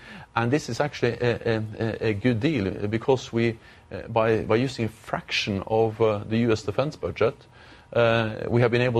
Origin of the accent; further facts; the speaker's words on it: Norway; I'm from Norway, and Norway is bordering Russia.